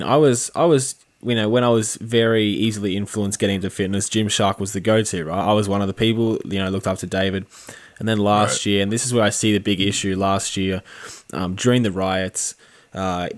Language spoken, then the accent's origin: English; Australia; as an Australian